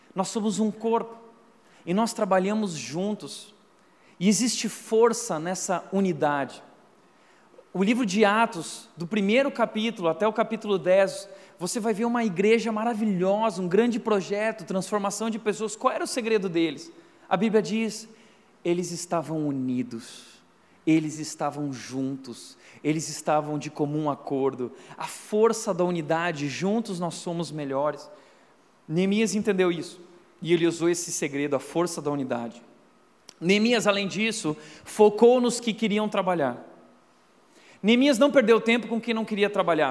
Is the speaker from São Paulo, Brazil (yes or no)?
no; Rio Grande do Sul, Brazil; eu sou gaúcho macho